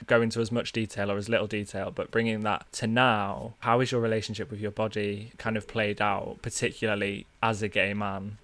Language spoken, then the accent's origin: English; North Wales, United Kingdom; accent: northern; I grew up in North Wales